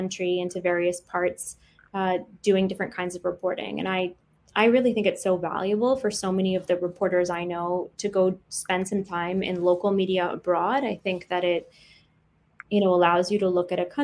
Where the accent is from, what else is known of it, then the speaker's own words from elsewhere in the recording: Michigan, United States; the NBC affiliate where I grew up in Michigan